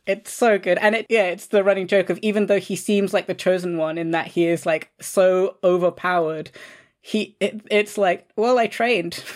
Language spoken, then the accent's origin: English; London, United Kingdom; I grew up in London